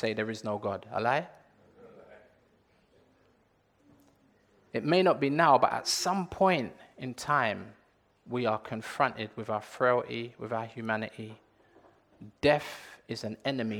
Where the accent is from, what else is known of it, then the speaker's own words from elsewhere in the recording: London, United Kingdom; I was born and raised in Leytonstone, that's East London.